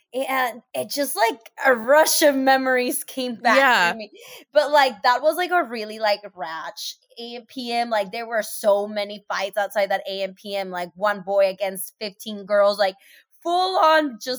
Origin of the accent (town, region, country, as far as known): Seattle, Washington, United States; born or raised there